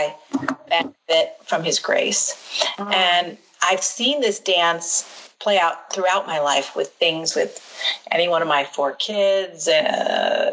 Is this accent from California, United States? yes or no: no; Quincy, Illinois, United States; you and I and our brother growing up in Quincy, Illinois